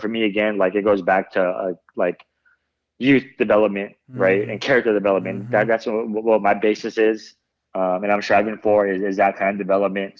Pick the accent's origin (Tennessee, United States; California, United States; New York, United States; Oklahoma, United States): California, United States; Bay Area; I grew up in the Bay Area, so I was always a, a Warriors fan.